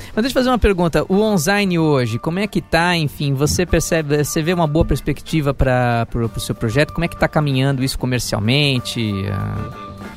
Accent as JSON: {"language": "Portuguese", "town": "Santos", "region": "São Paulo", "country": "Brazil", "tie": "born or raised there", "said": "no clube Sírio-Libanês lá de Santos, minha terra natal"}